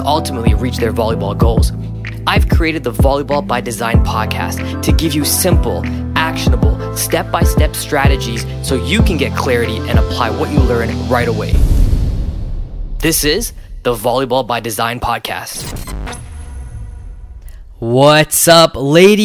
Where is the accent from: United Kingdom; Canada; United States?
Canada; Toronto, Ontario; my hometown of Scarborough, Ontario, which is located in Canada